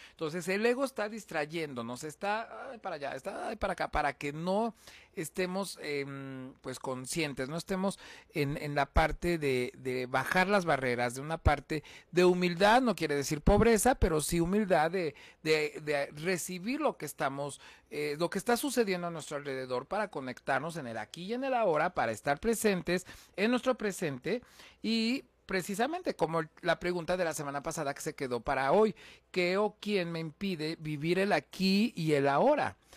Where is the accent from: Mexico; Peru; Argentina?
Mexico; Huamantla, Tlaxcala; soy originario de Guamantla, Tlaxcala